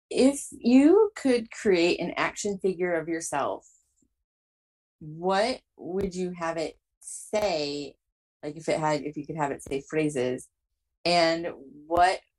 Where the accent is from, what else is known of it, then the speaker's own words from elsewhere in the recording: New Jersey, United States; I'm Italian. I'm from New Jersey. Like I am from New Jersey. How you doing?